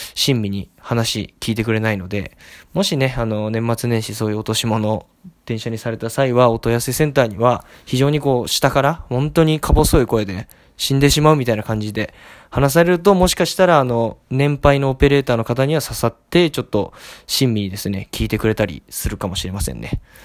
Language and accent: Japanese; area around Zojoji temple, Tokyo, Japan; 増上寺っていうのがもともと私の地元に面している寺でですね